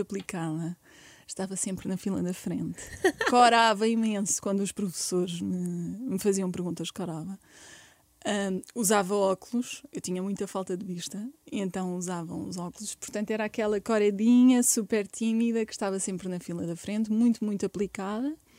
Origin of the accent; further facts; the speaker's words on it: Barreiro, Setúbal, Portugal; eu nasci no Barreiro